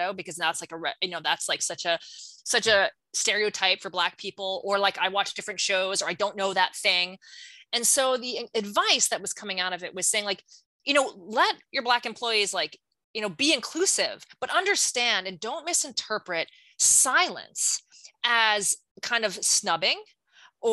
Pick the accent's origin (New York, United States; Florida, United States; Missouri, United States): New York, United States; I'm from New York